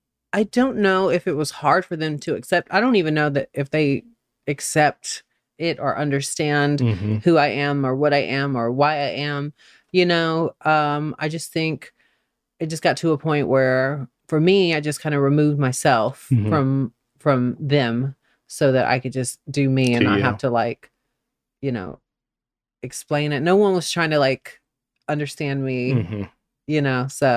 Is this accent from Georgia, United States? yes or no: yes; Albany, Georgia, United States; also born or lived in Atlanta, Georgia; I was born in Albany, Georgia. Mm-hmm. Hometown of Paula Deen and Ray Charles.